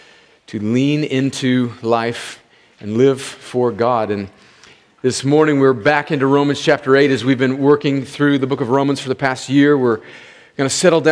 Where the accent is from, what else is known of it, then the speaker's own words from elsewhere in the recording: United States; growing up on the Mexican border